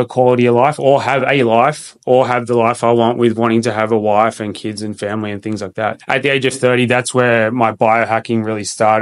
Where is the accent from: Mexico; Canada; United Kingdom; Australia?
Australia; Sydney, New South Wales; moved away as an adult; also born or lived in Perth; I moved from Sydney, where I grew up, and I moved across country